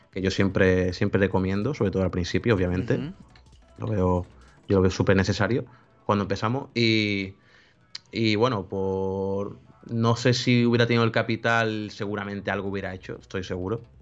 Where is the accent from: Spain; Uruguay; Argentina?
Spain; Seville, Andalusia; Yo soy de España, Sevilla